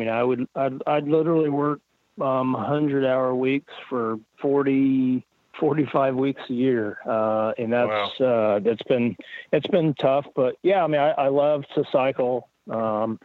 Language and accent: English; Oklahoma, United States; I'm from Oklahoma.